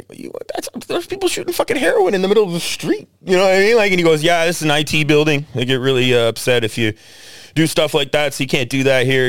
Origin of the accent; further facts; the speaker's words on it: Canada; I'm from Canada.